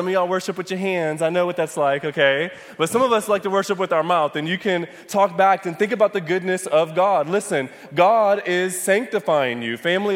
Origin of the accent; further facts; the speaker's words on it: Michigan, United States; moved away; I'm from Michigan